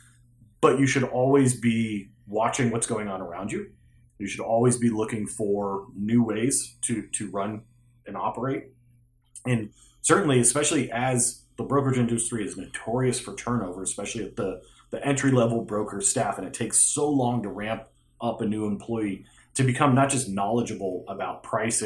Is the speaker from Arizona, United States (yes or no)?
yes; Phoenix, Arizona, United States; I grew up in Phoenix, Arizona